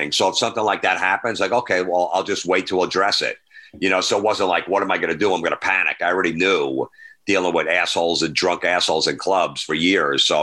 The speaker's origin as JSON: {"language": "English", "region": "New York", "country": "United States", "said": "We're comics from New York. We're just out here filming this TV show."}